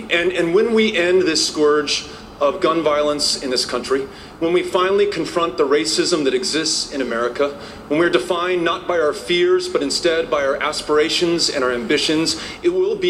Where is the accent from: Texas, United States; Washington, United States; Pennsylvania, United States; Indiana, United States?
Texas, United States; El Paso; my hometown of El Paso, Texas.